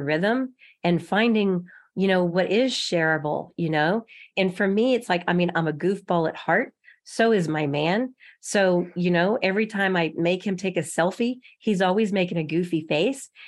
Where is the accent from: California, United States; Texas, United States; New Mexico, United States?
Texas, United States; moved away as an adult; now in Kansas City, United States; I'm from Texas